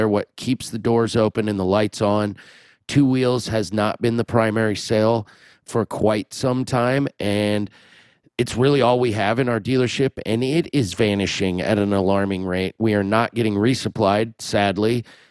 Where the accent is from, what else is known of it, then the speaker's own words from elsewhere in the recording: Des Moines, Iowa, United States; my hometown, Des Moines